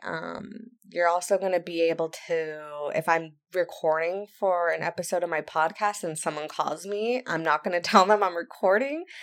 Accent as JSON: {"language": "English", "area": "Santa Barbara County", "region": "California", "country": "United States", "tie": "born or raised there", "moved": "yes", "said": "I am from Santa Barbara County. If you don't know where that is, it's in California on the Central Coast"}